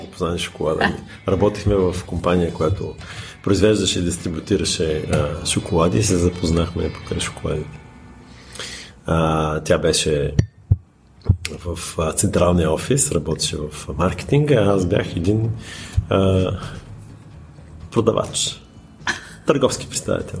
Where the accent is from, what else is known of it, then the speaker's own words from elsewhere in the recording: Bulgaria; moved away; also born or lived in United States; аз съм българин